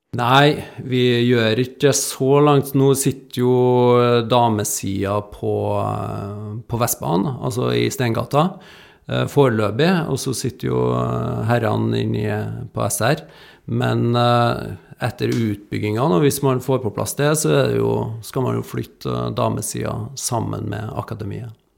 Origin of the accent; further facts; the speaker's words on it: Trondheim, Trøndelag, Norway; moved away; jeg kommer jo fra Trondheim. jeg er oppvokst ikke langt ifra Lerkendal.